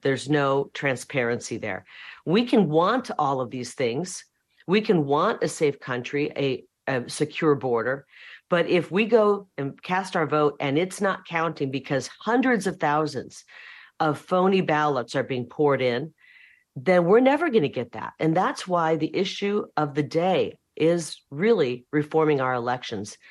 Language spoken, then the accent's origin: English; Iowa, United States; moved away as an adult; now in Arizona, United States; I'm from Iowa